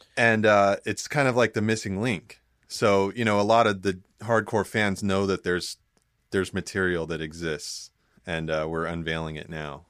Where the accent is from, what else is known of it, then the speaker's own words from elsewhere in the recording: San Diego, California, United States; moved away as an adult; also born or lived in Los Angeles; I'm from San Diego